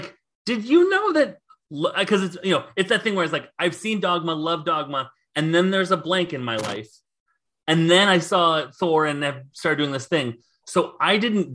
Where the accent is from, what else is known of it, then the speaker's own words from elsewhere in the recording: Nebraska, United States; I grew up in Nebraska, and Nebraska will make you love wide open expanses